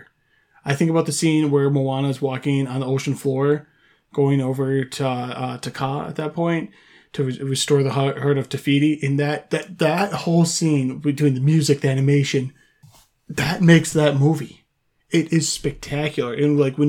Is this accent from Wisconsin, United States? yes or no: yes; Wisconsin, United States; moved away; I'm born and raised in Wisconsin, obviously not living there now